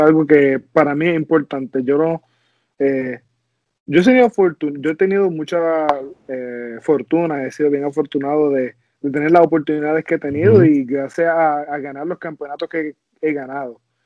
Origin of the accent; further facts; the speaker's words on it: Puerto Rico; now in United States; yo soy un boricua